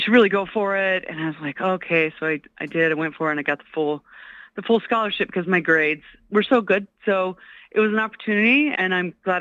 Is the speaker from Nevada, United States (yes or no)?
yes; Carson City, Nevada, United States; also born or lived in Reno, Nevada; I grew up in, born and raised in Nevada. I was born in Carson City